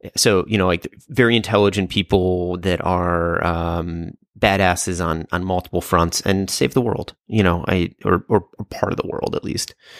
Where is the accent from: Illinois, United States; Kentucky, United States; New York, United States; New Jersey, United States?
Illinois, United States; Chicago; growing up in Chicago